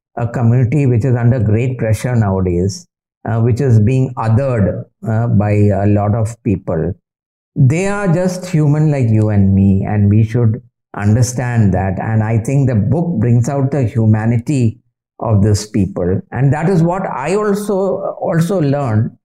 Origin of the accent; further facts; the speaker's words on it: Kolkata, West Bengal, India; moved away; I was born and brought up in Calcutta